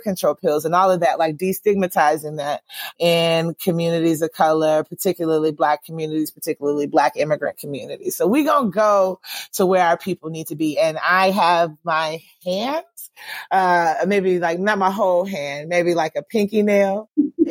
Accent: Georgia, United States; moved away as an adult; I left Georgia because I didn't think I'd be able to do this kind of work in my home state

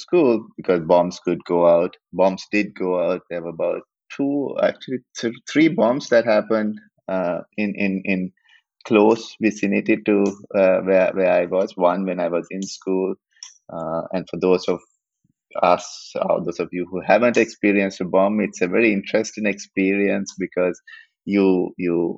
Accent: Colombo, Western Province, Sri Lanka; I was born in Sri Lanka, in Colombo, went to high school, lived through

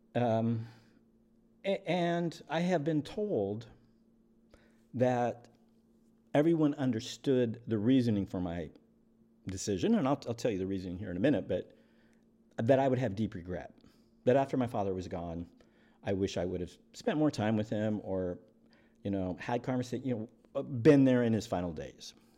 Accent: eastern Washington, United States; I was raised by a single parent in a little crappy town in eastern Washington

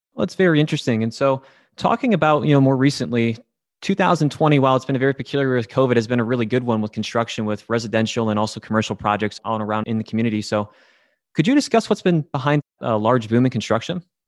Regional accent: Midland, Michigan, United States; I'm from the Midland area

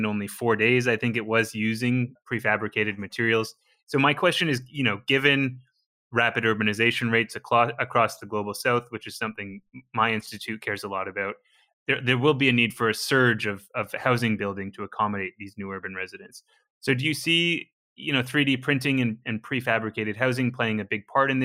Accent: British Columbia, Canada; I'm from British Columbia, Canada

